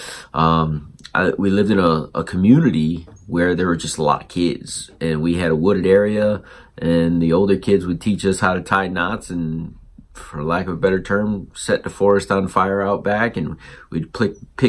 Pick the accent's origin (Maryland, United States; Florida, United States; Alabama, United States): Florida, United States; South; also born or lived in Connecticut; growing up in South Florida on a beach after we left Connecticut